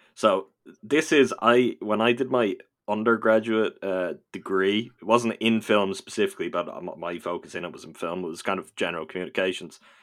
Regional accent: Ireland; I am from this little dot of an island in the Atlantic Ocean that often gets forgotten about

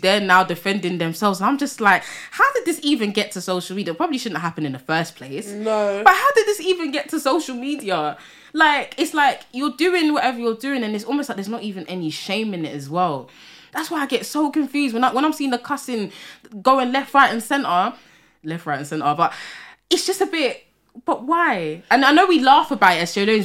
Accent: London, United Kingdom; I'm from Tottenham, right? And I would say for North London, we do have a community here.

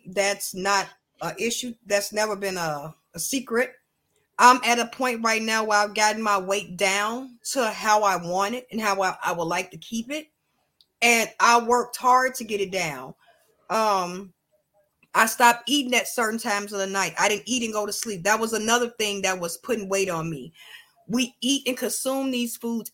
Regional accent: United States; I'm proud to be an American because I was born in America. I'm American

